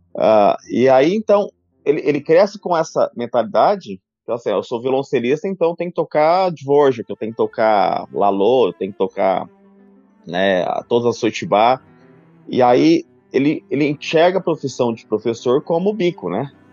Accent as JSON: {"language": "Portuguese", "town": "São José do Rio Preto", "region": "São Paulo", "country": "Brazil", "tie": "born or raised there", "said": "Minha história começou na minha cidade natal, em São José do Rio Preto"}